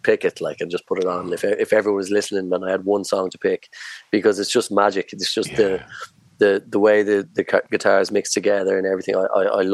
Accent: Ireland; as Irish bands, we would always look to the UK as our stepping stone

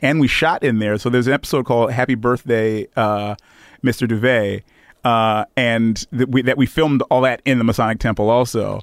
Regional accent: Detroit, Michigan, United States; moved away as an adult; also born or lived in Ghana / Chicago; now in Los Angeles, United States; I'm from Detroit

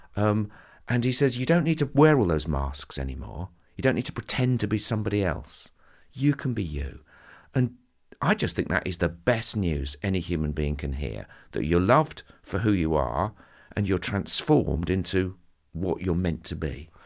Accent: Southend-on-Sea, East of England, United Kingdom; I'm a boy from Southend

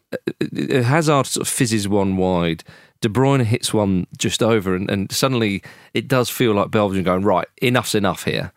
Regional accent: England, United Kingdom; as an Englishman

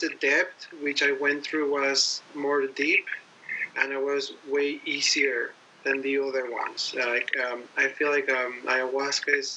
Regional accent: Mexico; I'm from Mexico originally

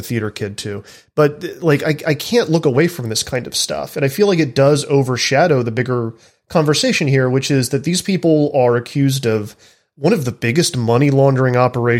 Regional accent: the American South, United States; I'm from the American South.

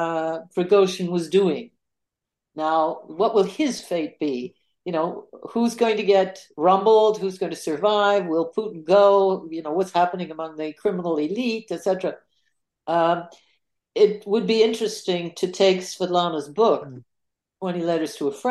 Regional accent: Canada; I'm a Canadian

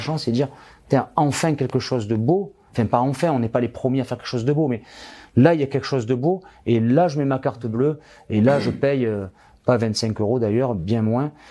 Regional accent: France; ici, chez nous, en France

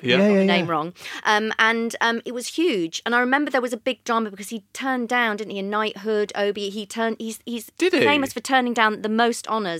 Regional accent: Cheshire near Manchester, North West England, United Kingdom; because I was brought up in Cheshire near Manchester.

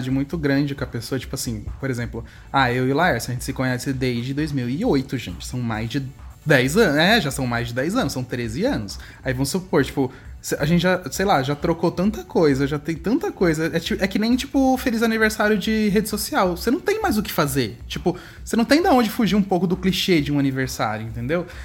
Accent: São Paulo, Brazil; born or raised there

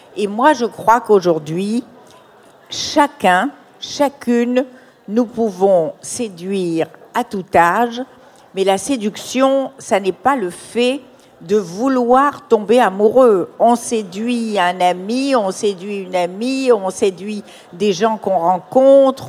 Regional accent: Morocco; dans mon enfance au Maroc

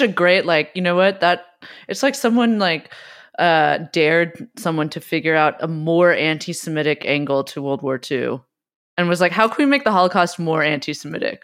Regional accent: West Coast, United States; I also grew up, we grew up on the West Coast

